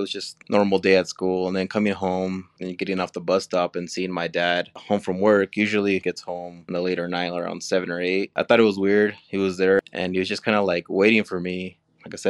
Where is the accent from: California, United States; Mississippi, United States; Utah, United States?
Utah, United States; Cache Valley; also born or lived in Mexico; I grew up here in Cache Valley all my life. I was born in Mexico